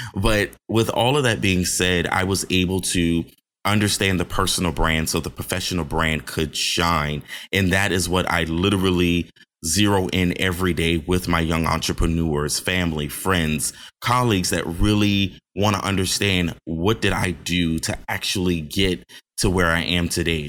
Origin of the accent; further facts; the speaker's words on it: Johns Island, South Carolina, United States; also born or lived in Charleston, South Carolina; I hail from Johns Island, South Carolina, by the way of Charleston, South Carolina